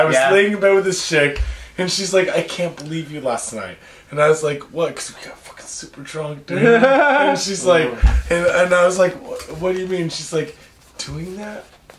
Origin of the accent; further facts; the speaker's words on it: Spokane, Washington, United States; moved away as an adult; also born or lived in Seattle, Washington; now in Japan; I'm from Spokane. I'm from Seattle originally, but I'm from Spokane. I lived in Spokane during high school.